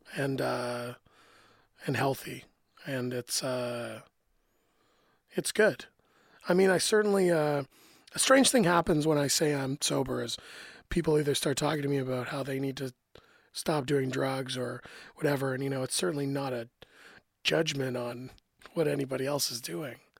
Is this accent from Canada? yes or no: yes; Canada; as a Canadian